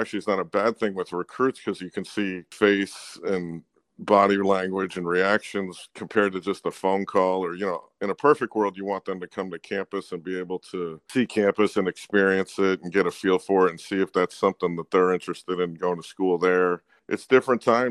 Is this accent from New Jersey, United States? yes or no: yes; New Jersey, United States; now in New Hampshire, United States; I grew up in New Jersey